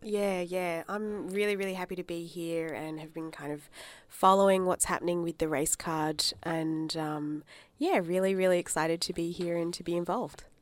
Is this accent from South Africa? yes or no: no; Adelaide, South Australia, Australia; also born or lived in Darwin, Northern Territory; I grew up in Adelaide 'cause my parents moved down from Darwin